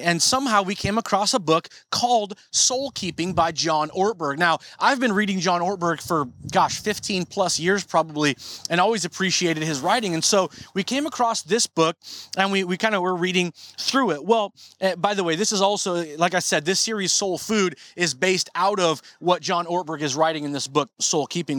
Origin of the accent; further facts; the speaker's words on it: Marysville, Washington, United States; when I was a kid growing up in North Marysville